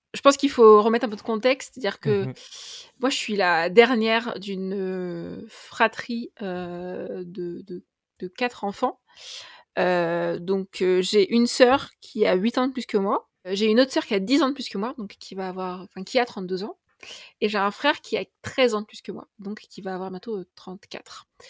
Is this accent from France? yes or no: yes; Tours, Centre-Val de Loire, France; je, ne suis pas de Paris, mais je suis de Tours